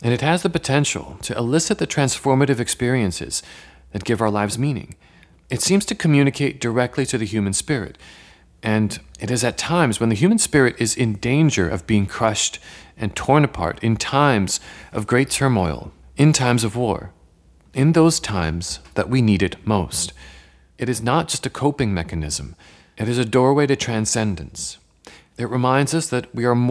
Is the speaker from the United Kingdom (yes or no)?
no; Poland; moved away; I was born in Poland